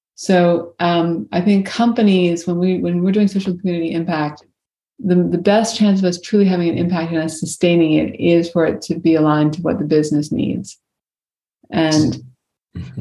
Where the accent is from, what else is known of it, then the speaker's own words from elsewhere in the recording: Virginia, United States; I grew up in Virginia